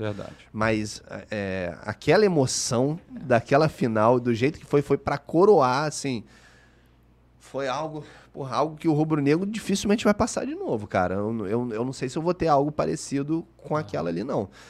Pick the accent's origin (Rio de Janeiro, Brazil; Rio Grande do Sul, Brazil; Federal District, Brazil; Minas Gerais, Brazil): Rio de Janeiro, Brazil; also born or lived in Lapa / Tijuca; eu sou da Barra da Tijuca. Uhum. Eu nasci na Barra.